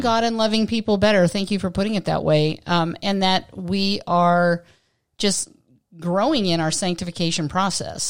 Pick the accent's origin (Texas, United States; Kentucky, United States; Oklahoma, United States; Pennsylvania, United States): Pennsylvania, United States; Western; moved away as an adult; now in Southern California, United States; growing up in Western Pennsylvania